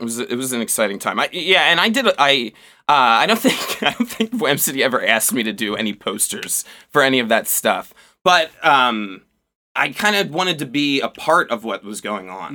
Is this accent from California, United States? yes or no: no; Turnersville, New Jersey, United States; moved away as an adult; now in Baltimore, United States; I grew up in South Jersey. Like, uh, pretty cl-, pretty close to Philadelphia